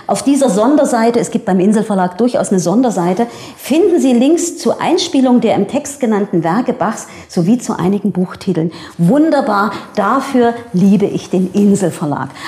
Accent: Dresden, Saxony, Germany; dann bin ich das irgendwie als Sächsin, als Dresdnerin äh, irgendwie dann in der Bachzeit.

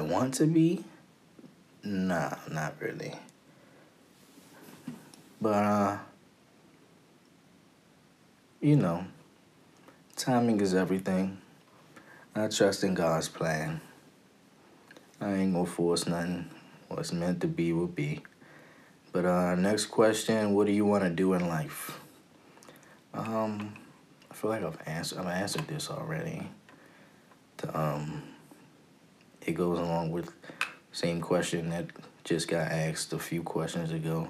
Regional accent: Prince George's County, Maryland, United States; also born or lived in Washington, D.C.; I am from PG County, Maryland. Born and raised. Well, actually, I was born in D.C., raised in PG County.

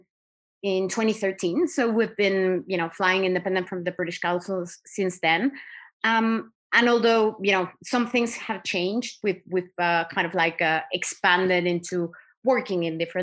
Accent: Mexico; moved away as an adult; also born or lived in Caucasus; I am from Mexico. I obviously, grew up seeing inequality everywhere I was

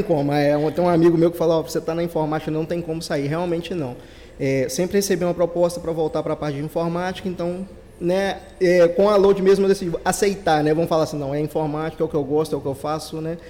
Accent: Ubá, Minas Gerais, Brazil; a gente é de Minas, né, de Ubá, interior de Minas

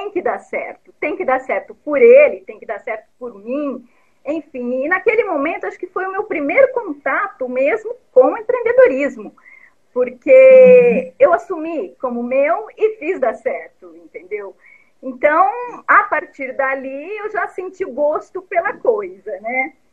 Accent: Vargem Grande do Sul, São Paulo, Brazil; born there; Eu sou nascida em Vargem Grande do Sul, uma cidadezinha do interior, e desde sempre eu quis morar numa cidade grande. Então eu saí muito cedo de lá, né?

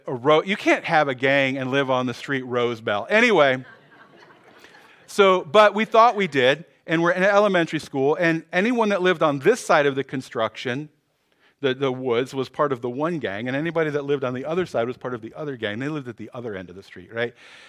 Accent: Cleveland, Ohio, United States; So when I was young, I grew up in Cleveland, Ohio.

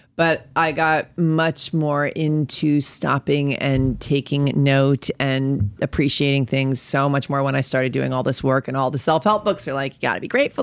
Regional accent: New York, United States; moved away as an adult; also born or lived in Colorado; I'm from New York

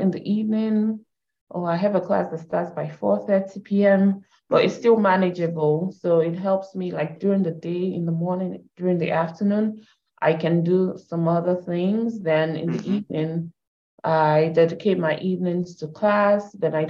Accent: Canada; So I'm Canadian, I have that background.

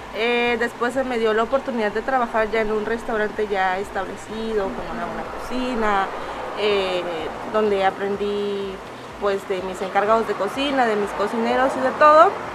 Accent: San Pedro Pochutla, Oaxaca, Mexico; Yo soy de San Pedro Pochutla

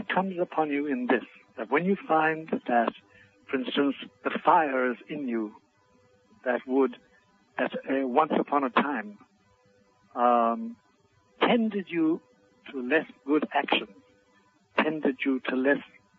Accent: Ireland; first language Irish Gaelic; English is a second language; in my native language, Gaelic, Dolanishuk is a Dolanolkus, is a famous phrase.

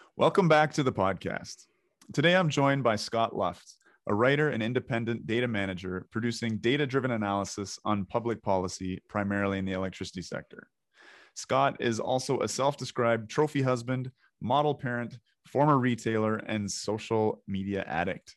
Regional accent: Ontario, Canada; we're both from Ontario

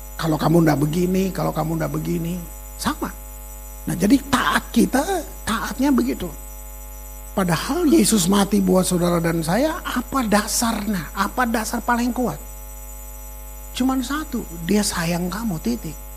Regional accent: Maluku, Indonesia

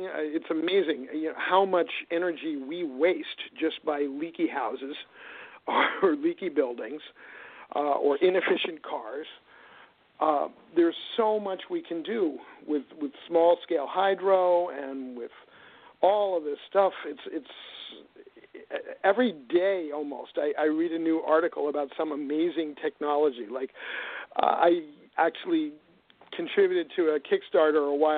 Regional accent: New York City, New York, United States; moved away; I'm actually from New York City originally

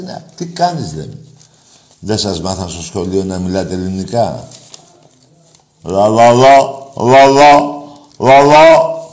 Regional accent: Greece; είμαι Έλληνας

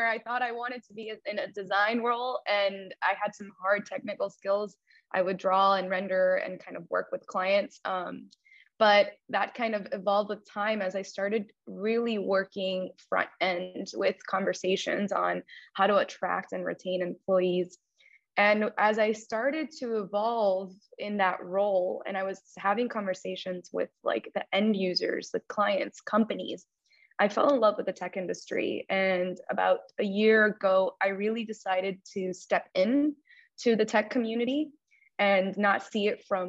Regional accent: Miami, Florida, United States; also born or lived in Cuba; I immigrated to this country from Cuba when I was about 5 years old. And I lived in Miami basically all of my life. I was raised here for the most part

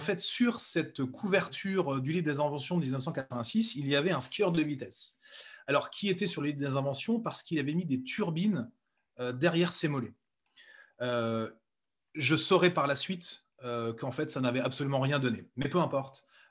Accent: Bourges, Centre-Val de Loire, France; moved away as an adult; also born or lived in Nevers; je suis né à Nevers et j'ai vécu 22 euh, ans à Bourges

